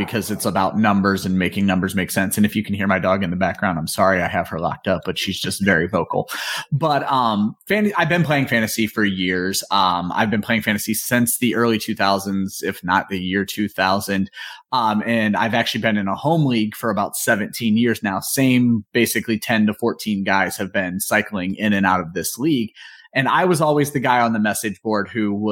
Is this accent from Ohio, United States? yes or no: yes; Northeast Ohio, United States; moved away as an adult; also born or lived in Georgia; I was born and raised in Northeast Ohio, basically lived there my entire life